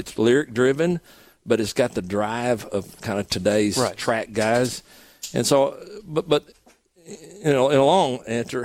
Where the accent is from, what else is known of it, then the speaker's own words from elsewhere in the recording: Arkansas, United States; moved away; I grew up in Arkansas on a rice farm